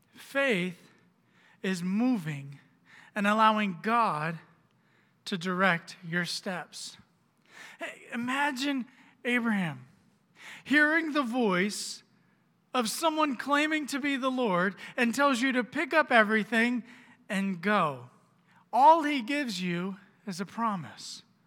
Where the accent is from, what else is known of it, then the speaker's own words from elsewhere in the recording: Orlando, Florida, United States; moved away as an adult; we were living down in Florida, which is where I'm from. I'm from Orlando